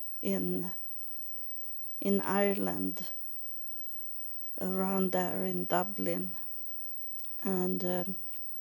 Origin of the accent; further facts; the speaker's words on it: Sweden; that belong not to my culture. That doesn't belong to Sweden.